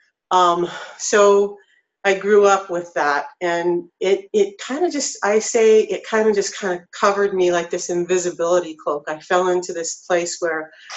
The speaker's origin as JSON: {"language": "English", "region": "North Idaho", "country": "United States", "tie": "born or raised there", "said": "I grew up in North Idaho"}